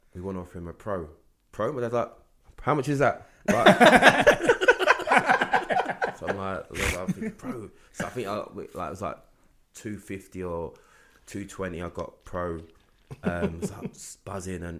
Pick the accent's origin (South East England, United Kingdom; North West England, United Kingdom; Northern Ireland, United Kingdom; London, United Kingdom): London, United Kingdom; I was from North London, so I had to get all the way from North London to Heathrow by train